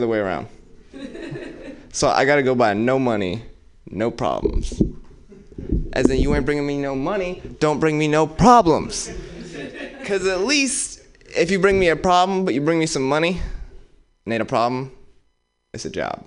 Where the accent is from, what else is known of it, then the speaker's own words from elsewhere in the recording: Oakland, California, United States; I grew up in West Oakland